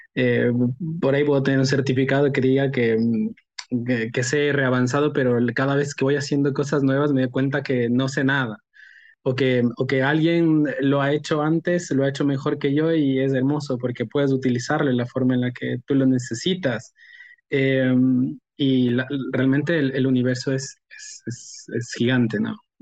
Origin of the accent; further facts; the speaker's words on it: Ecuador; also born or lived in Australia; yo soy un economista ecuatoriano eh, estudié economía en una universidad en Ecuador